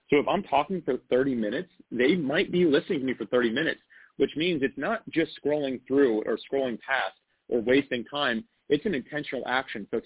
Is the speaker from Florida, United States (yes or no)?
yes; North Florida, United States; I grew up in Florida. So I've actually been in North oh, Florida so, okay. my entire life.